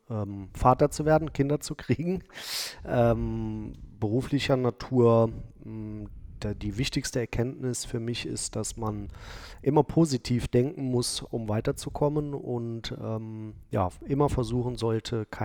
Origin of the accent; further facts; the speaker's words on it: Cologne, North Rhine-Westphalia, Germany; born there; also ich bin zwar gebürtiger Kölner, also äh, aus der anderen Stadt